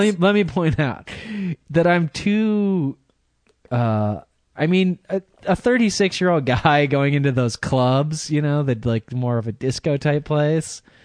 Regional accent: Michigan, United States; accent: American; now in California, United States; I'm from California, but I'm originally from Michigan

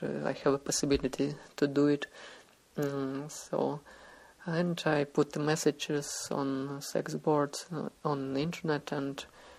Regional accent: Russia; I'm a guy from Russia.

